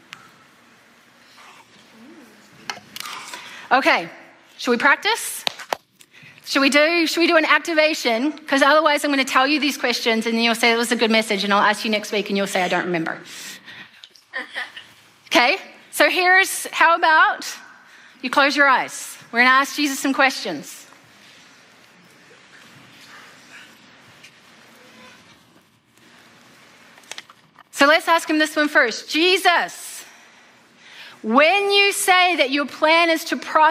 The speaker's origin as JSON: {"language": "English", "country": "New Zealand", "moved": "yes", "said": "I'm from New Zealand, so there's no such thing as Thanksgiving in New Zealand."}